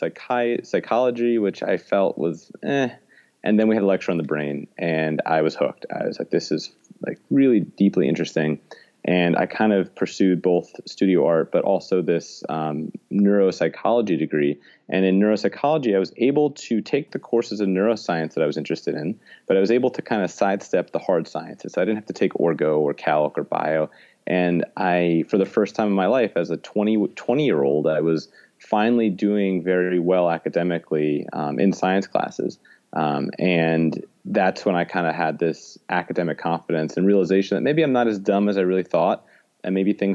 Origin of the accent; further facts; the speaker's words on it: New York City, New York, United States; I'm born and raised in New York City